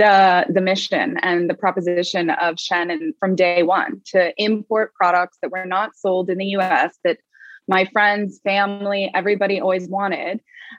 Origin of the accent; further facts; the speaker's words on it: Laguna Beach, California, United States; Well, I grew up in Southern California in Laguna Beach, and going through high school, I worked at a store called Second Reef, which was a surf sort of fashion streetwear brand.